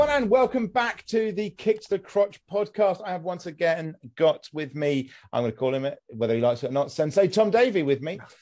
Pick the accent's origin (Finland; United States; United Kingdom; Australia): United Kingdom; I'm British